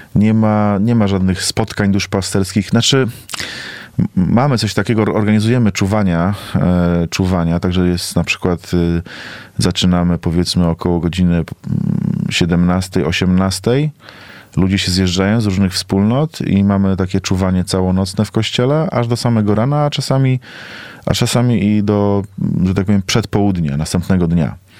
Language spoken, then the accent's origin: Polish; Poland; moved away as an adult; now in South Africa; ja mam 36, jestem z Polski, nieopierzony kurczak, misjonarz